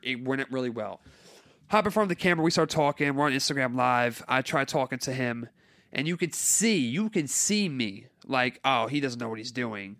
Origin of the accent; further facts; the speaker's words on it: Carteret, New Jersey, United States; I grew up in Carteret, New Jersey